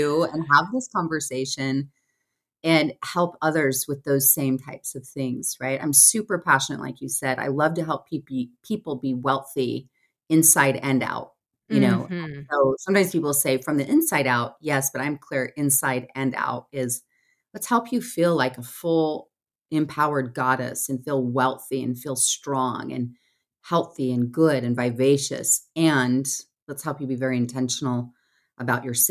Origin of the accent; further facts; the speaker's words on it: Salt Lake City, Utah, United States; I'm based in Salt Lake City, Utah. I grew up here